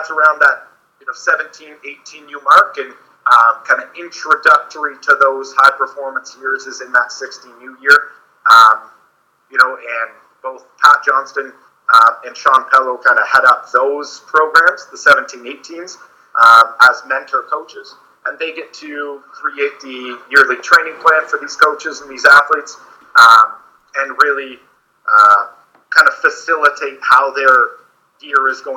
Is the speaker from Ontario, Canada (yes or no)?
yes; Uxbridge, Ontario, Canada; also born or lived in North Bay; I was born and raised in Uxbridge